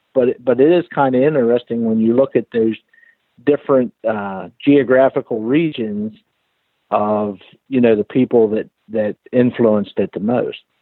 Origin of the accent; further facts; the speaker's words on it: Susquehanna River, Pennsylvania, United States; I grew up on the Susquehanna River, and that was pretty much my playground.